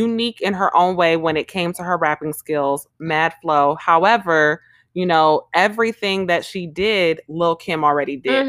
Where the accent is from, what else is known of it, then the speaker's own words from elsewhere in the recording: Jamaica; we're Jamaican, so we had a lot of reggae in the house